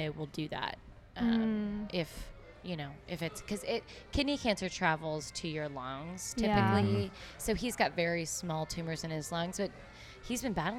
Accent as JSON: {"language": "English", "town": "Argyle", "region": "Texas", "country": "United States", "tie": "born or raised there", "said": "No, I grew up in Argyle, which is just a small..."}